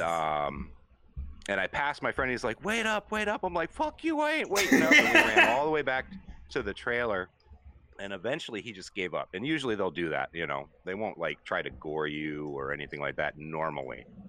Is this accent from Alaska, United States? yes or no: yes; Anchorage, Alaska, United States; moved away; I grew up in Anchorage, which is the big city in Alaska